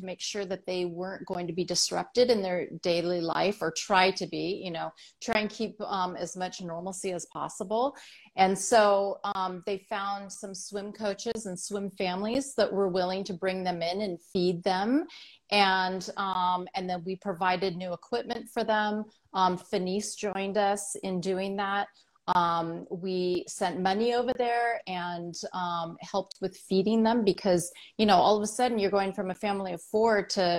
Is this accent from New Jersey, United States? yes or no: no; California, United States; part of my life, I grew up in the Bay Area and I know the Bay and I know how choppy that water gets.